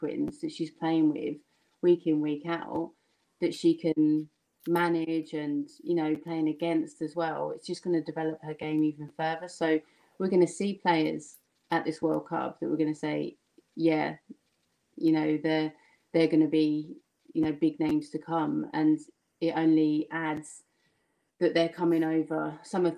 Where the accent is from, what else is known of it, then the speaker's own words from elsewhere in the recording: Kent, South East England, United Kingdom; accent: slightly Essex London; I grew up in Kent, played at Medway, same as Rachel, which is where this slightly Essex London comes from